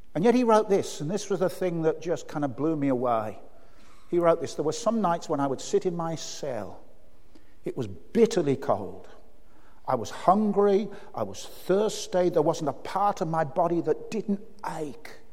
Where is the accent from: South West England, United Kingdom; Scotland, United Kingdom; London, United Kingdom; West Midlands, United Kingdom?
West Midlands, United Kingdom; Birmingham; I grew up in Birmingham.